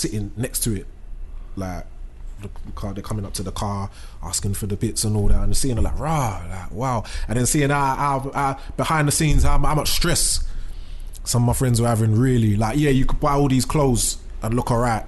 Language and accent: English; London, United Kingdom; I'm from East London